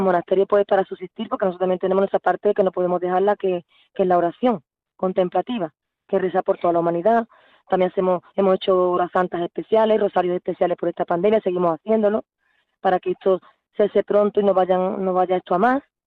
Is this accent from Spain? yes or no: yes; Spain; Yo soy española